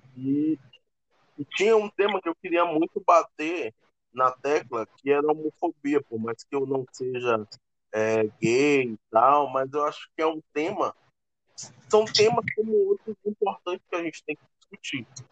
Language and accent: Portuguese; Maranhão, Brazil; eu cresci na favela, eu cresci aqui em São Francisco.